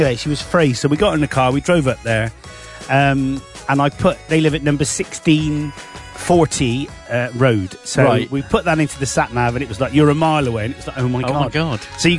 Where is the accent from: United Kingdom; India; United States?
United Kingdom; We are British.